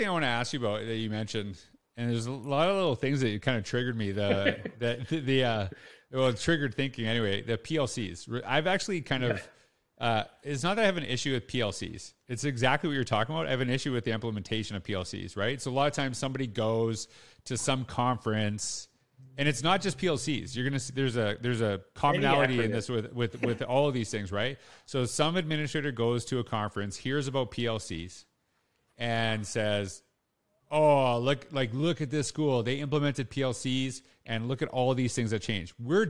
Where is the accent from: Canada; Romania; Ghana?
Canada; And this is something that connects with me because I'm Canadian.